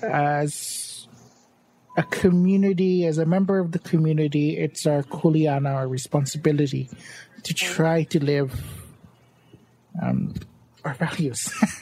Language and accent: English; Hawaii, United States; even as a Hawaiian